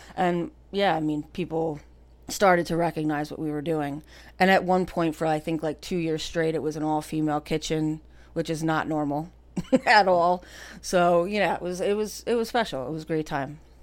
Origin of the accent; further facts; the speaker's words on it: Cranford, New Jersey, United States; I grew up right here in Cranford, right on North Avenue